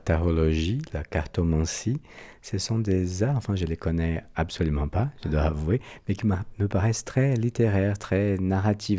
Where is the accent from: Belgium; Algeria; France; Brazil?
Brazil; accent: Brazilian; French is a second language; moved away; Mon accent brésilien